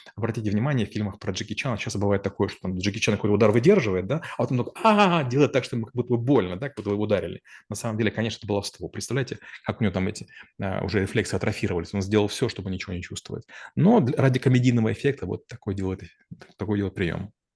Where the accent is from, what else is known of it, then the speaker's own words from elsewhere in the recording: Ukraine; я из Украины